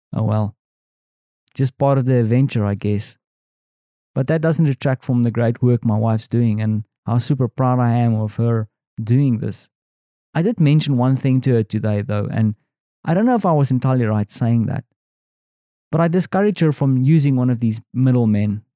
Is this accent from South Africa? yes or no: yes; South Africa; moved away as an adult; now in Poland; I am this South African guy